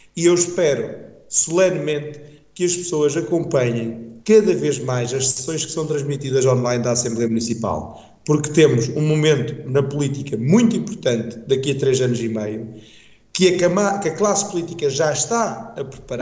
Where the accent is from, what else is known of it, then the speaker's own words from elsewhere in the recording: Calvão, Aveiro District, Portugal; eu venho sempre com muito gosto para a minha terra, até porque a minha terra, bem sabido, Calvão é capital